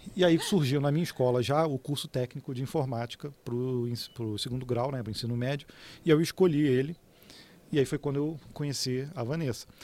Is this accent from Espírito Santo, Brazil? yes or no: no; Petrópolis, Rio de Janeiro, Brazil; eu sou de Petrópolis, né, no Rio de Janeiro